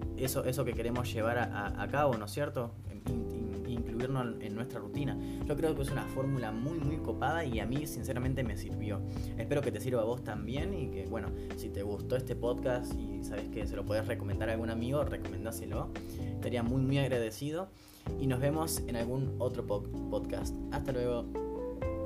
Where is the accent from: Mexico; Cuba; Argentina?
Argentina; soy de Argentina